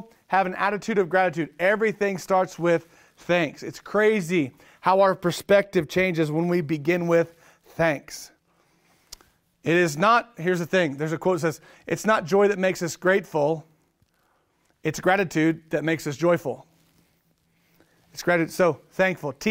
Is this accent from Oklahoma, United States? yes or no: yes; Oklahoma, United States; I'm from Oklahoma. I'm an Okie.